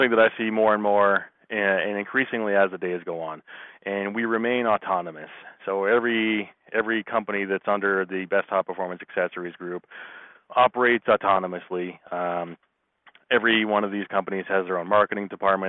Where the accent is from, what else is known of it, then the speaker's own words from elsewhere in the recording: Massachusetts, United States; moved away as an adult; now in Colorado, United States; I am from Massachusetts, and you know, I moved out to Colorado about 10 years ago